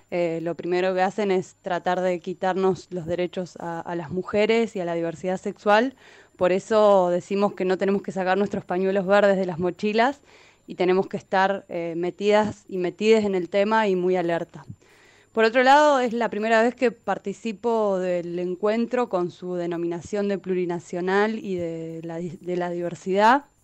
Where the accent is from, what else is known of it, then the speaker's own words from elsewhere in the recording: Neuquén, Argentina; now in Buenos Aires, Argentina; soy de Neuquén ya hace varios años que vivo en Buenos Aires.